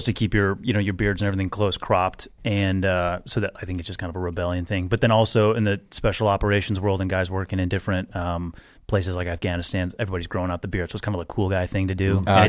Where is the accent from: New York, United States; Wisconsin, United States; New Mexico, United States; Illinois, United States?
Wisconsin, United States; Milwaukee; I grew up in Milwaukee, Wisconsin.